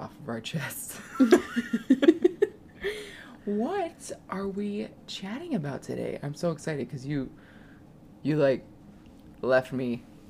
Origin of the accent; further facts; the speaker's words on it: Milwaukee, Wisconsin, United States; Oh my god. I'm from Milwaukee.